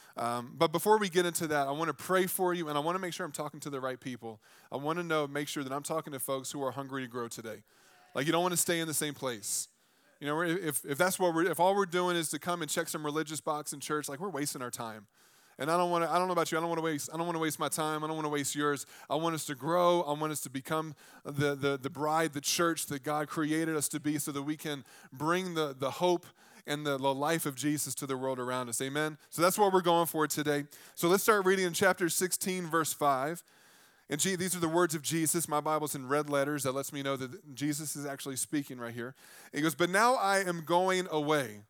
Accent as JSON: {"language": "English", "region": "the South", "country": "United States", "tie": "born or raised there", "said": "I grew up in the South"}